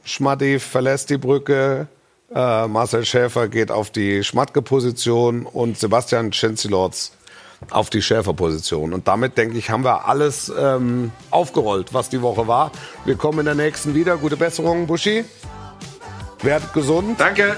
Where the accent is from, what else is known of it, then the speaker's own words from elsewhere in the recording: Esslingen district, Baden-Württemberg, Germany; Ich war im Kreis Esslingen, war ich äh, äh, schulpflichtig